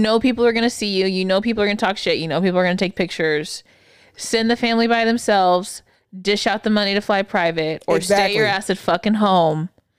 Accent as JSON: {"language": "English", "region": "Texas", "country": "United States", "tie": "born or raised there"}